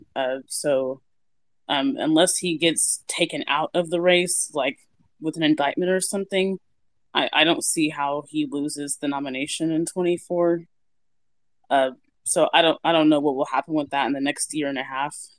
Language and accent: English; Kansas City, United States; my hometown guys, the Chiefs